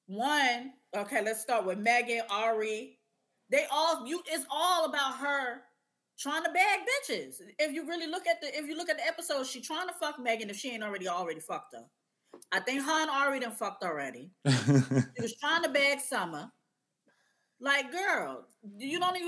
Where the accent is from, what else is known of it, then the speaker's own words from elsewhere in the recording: New York City, New York, United States; I'm from the Bronx, born, raised Bronx, where it all started on Sedgwick Ave.